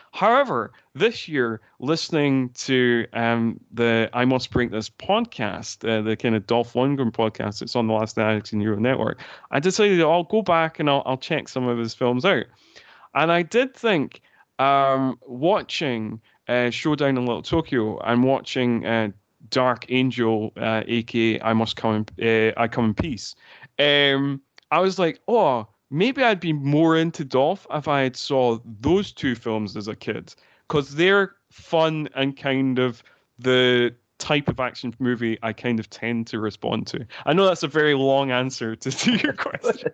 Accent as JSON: {"language": "English", "region": "Scotland", "country": "United Kingdom", "tie": "born or raised there", "said": "there were certain parts in Scotland, including my hometown"}